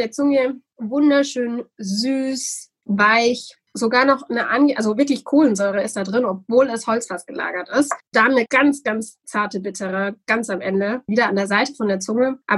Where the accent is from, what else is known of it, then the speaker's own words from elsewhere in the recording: Bürgstadt, Bavaria, Germany; Also der Dialekt, bei mir ganz einfach. Ich komme aus dem Unterfränkischen. In meinem Ort spricht man auch wunderbaren Dialekt in Bürgstadt.